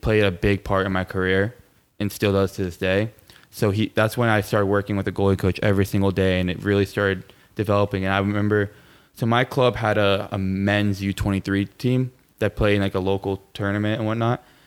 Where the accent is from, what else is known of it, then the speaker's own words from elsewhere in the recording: Plantation, Florida, United States; also born or lived in Miami, Florida; I was born and raised in Plantation, Florida